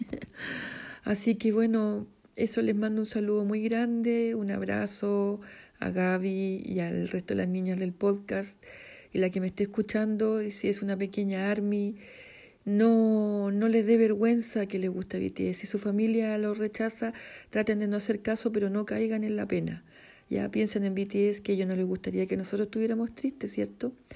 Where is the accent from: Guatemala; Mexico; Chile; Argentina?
Chile; central Chile; soy de Chile, de la zona centro, vivo en el campo.